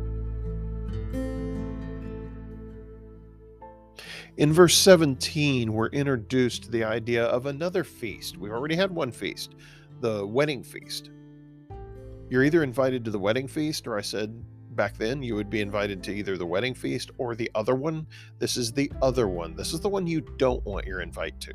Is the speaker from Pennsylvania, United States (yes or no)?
no; Texas, United States; I'm a Texan.